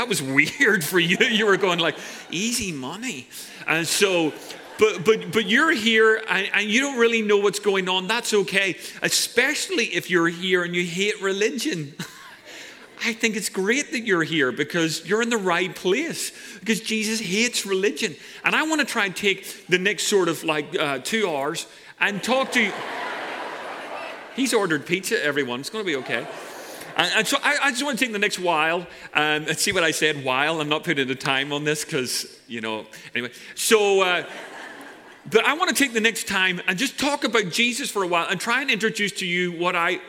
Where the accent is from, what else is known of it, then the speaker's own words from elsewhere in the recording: Ireland; now in Santa Cruz, United States; I'm Irish.